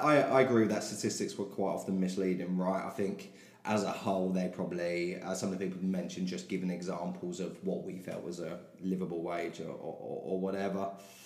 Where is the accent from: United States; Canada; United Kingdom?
United Kingdom; London; accent: South London; I've tried to pronounce my words more and more over the last few years, which doesn't particularly go well with a South London accent.